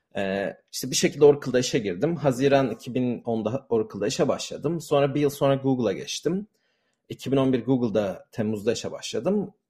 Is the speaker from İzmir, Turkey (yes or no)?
no; Istanbul, Turkey; moved away as an adult; now in San Francisco, United States; Ben e, Türkiye'de yani İstanbul'da doğdum, büyüdüm ve Amerika taşınana kadar aslında aynı sokakta doğdum ve yaşadım.